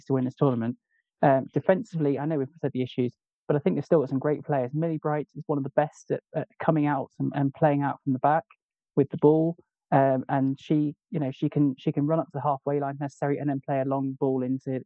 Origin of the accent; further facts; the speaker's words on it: England, United Kingdom; I'm English